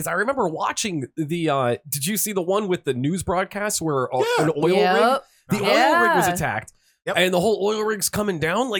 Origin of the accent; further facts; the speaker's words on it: Erie, Pennsylvania, United States; I'm from Erie. I have an accent.